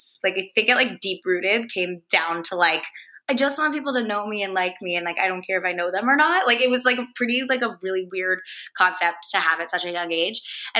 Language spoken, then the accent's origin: English; Princeton, New Jersey, United States; moved away; So, I am from Princeton, New Jersey originally.